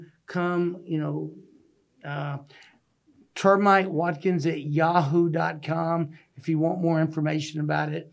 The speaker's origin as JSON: {"language": "English", "town": "Deer Park", "region": "Texas", "country": "United States", "said": "I'm proud to say that I'm from the Deer Park. You know, I lived 20-something years in Deer Park. I'm from the East Side."}